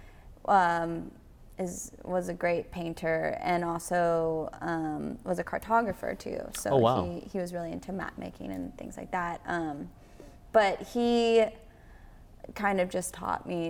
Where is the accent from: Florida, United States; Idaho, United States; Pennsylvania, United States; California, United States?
Pennsylvania, United States; Gettysburg; now in Nashville, United States; the years that I was growing up there